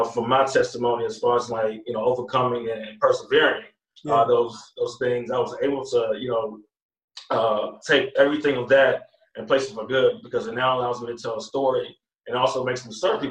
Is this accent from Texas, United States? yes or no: yes; Pearland, Texas, United States; also born or lived in Houston, Texas; I'm from Houston, Texas. So I grew up in Pearland, Texas